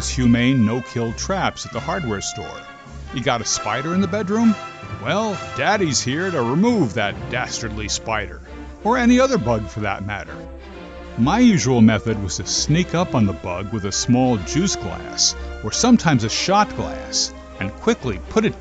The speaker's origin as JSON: {"language": "English", "region": "New Jersey", "country": "United States", "tie": "born or raised there", "said": "growing up in New Jersey, we called them lightning bugs"}